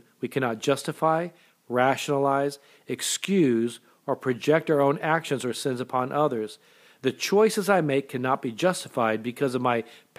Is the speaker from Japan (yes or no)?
yes; Japan; born there; I was born in Japan. My mother was Japanese. My dad was in the military at the time.